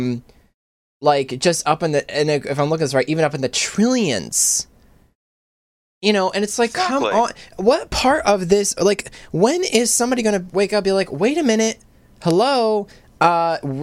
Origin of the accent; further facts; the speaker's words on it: United States; I was born and raised in America